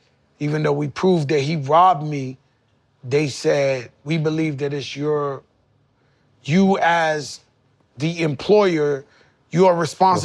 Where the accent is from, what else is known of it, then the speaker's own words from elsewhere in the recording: Bronx, New York, United States; born there; I come from Bronx, Lebanon Hospital. I grew up dead broke, poor.